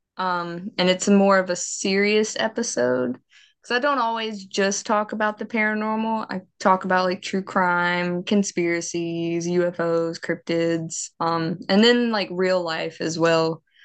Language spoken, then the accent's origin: English; Mississippi, United States; accent: southern; I was raised Baptist. I'm from the South. Mississippi is very much Baptist